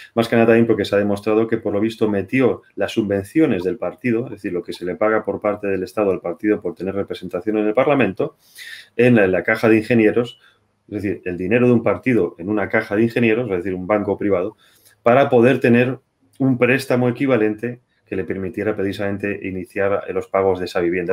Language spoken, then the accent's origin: Spanish; Spain